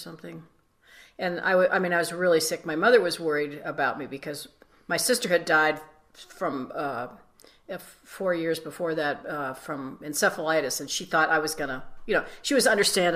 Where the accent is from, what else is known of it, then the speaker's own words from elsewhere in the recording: Wheeling, West Virginia, United States; I grew up in Wheeling, West Virginia, and WWVA was the radio station there.